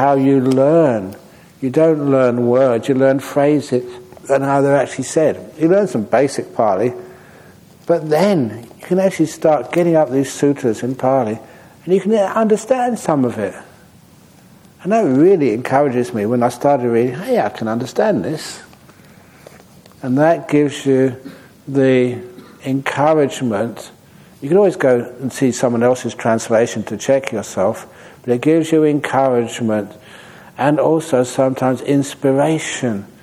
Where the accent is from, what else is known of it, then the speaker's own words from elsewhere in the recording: Australia; also born or lived in Perth; I'm Australian.